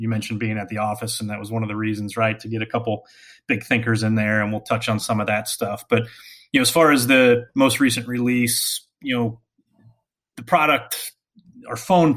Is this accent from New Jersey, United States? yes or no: yes; Hillsborough Township, New Jersey, United States; moved away; where I grew up in Hillsborough Township, New Jersey